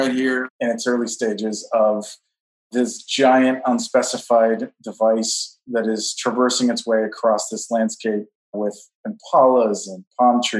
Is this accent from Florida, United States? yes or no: no; Southern California, United States; now in Brooklyn, United States; I grew up in Southern California in the 70s and 80s.